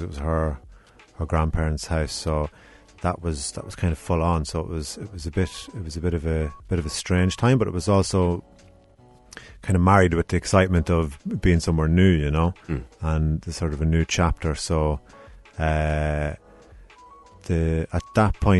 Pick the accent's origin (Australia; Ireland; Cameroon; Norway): Ireland; Ardee, Leinster; also born or lived in Dundalk; now in Cork, Ireland; I'm from Ardee, so very close to Dundalk